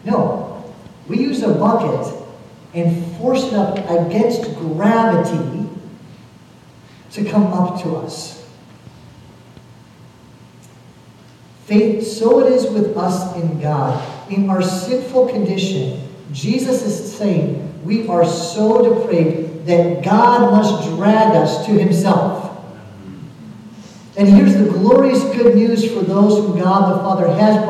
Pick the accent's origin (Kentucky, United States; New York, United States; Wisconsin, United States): Kentucky, United States; also born or lived in Chicago; we're from Kentucky, we're all of us here